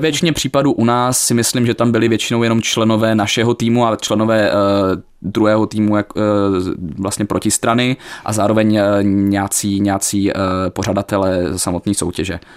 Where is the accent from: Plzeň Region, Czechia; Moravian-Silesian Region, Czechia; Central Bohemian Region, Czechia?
Moravian-Silesian Region, Czechia; Ostrava; accent: Ostrava; moved away as an adult; now in Prague, Czech Republic; já se samozřejmě stále cítím být ostravákem, nějakou dobu žiju v Praze, ale jde to poznat i na mě, i na mojem přízvuku